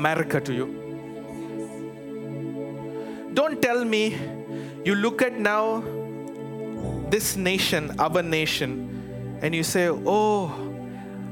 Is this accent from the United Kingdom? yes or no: no; India; moved away as an adult; now in Chicago, United States; I'm from India